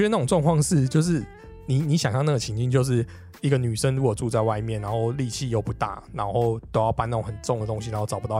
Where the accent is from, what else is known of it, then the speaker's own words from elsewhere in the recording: Taipei, Taiwan; 因为我们台北人，你游乐园又不会在附近，你很少有那种很近的嘛。台北最近的应该就六福村。